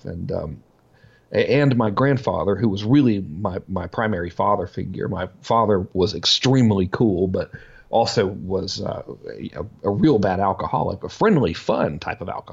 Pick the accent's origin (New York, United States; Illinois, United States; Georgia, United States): Georgia, United States; Macon; I grew up in Macon, Georgia, you know, no brothers and sisters